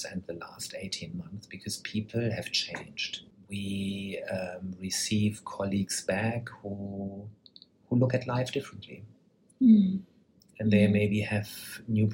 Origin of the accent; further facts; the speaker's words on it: Germany; I come from Germany